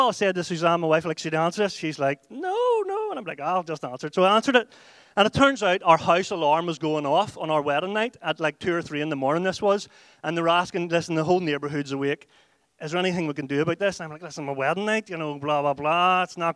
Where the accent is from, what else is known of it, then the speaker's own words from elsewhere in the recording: Ireland; We went out as white Irish people and we came back as whiter Irish people